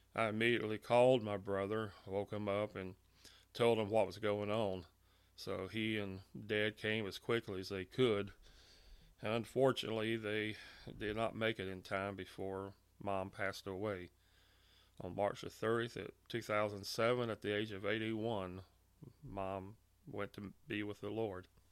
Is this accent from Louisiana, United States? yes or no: yes; Monroe, Louisiana, United States; I was born and raised in Monroe, Louisiana